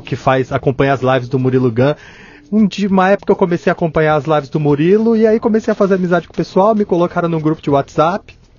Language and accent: Portuguese; Santo André, São Paulo, Brazil; also born or lived in São Bernardo do Campo; now in Mauá, Brazil; eu nasci em Santo André, na verdade, só que eu sou todo do ABC, né? É, então eu, eu eu moro em Mauá.